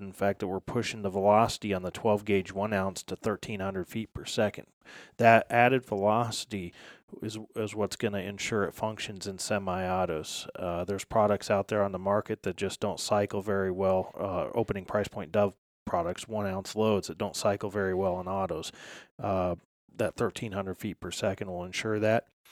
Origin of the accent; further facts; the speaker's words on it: Midwest, United States; moved away as an adult; now in West Virginia, United States; I grew up here in the Midwest hunting puddle ducks